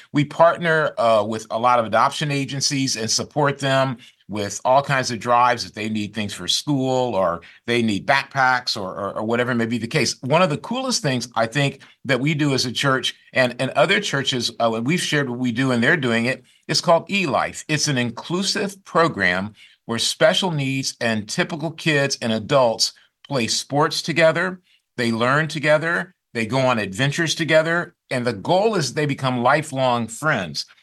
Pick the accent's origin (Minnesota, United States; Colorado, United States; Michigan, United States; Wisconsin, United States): Michigan, United States; Grand Rapids; now in Silicon Valley, United States; I grew up in Grand Rapids, Michigan